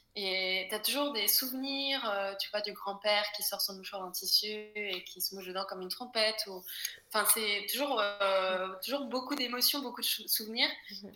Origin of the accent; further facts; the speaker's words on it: Brittany, France; moved away as an adult; also born or lived in Paris; j'ai été élevée en Bretagne